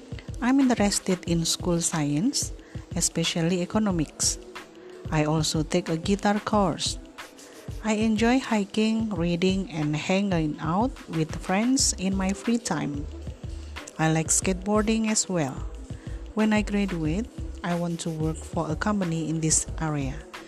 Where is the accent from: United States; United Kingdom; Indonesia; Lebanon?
Indonesia; Banjarmasin, South Kalimantan; English is a second language; also born or lived in Samarinda, East Kalimantan; I was born in Samarinda, East Kalimantan. My family moved to Banjarmasin when I was 5, so I grew up there.